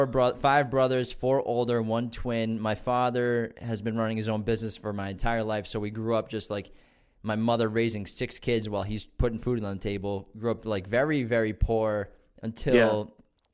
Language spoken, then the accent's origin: English; Malden, Massachusetts, United States; born there; So I was born in Malden, but my family's from Medford. So like the first place I ever lived was I was in Medford, but we moved when I was one.